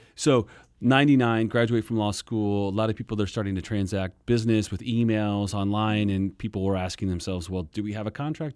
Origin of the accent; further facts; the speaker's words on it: Kansas, United States; moved away as an adult; also born or lived in Texas; now in Phoenix, United States; Born and raised in Kansas